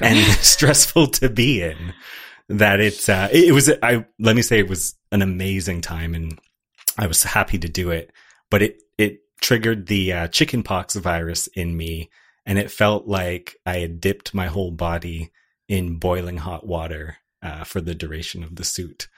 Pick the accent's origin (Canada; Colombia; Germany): Canada; as a Canadian